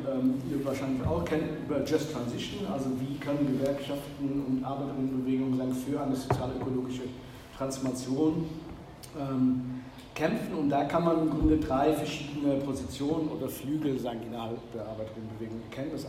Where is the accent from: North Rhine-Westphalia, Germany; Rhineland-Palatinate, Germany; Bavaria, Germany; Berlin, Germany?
North Rhine-Westphalia, Germany; in Nordrhein-Westfalen, wo ich herkomme